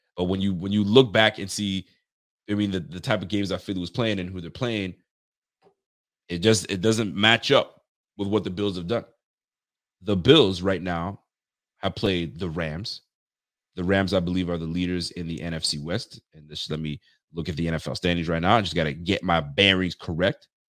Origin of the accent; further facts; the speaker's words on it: Ontario, Canada; now in Nova Scotia, Canada; I'm from Canada, brother. Born and raised in Ontario, and, uh, I'm living in, uh, Nova Scotia now.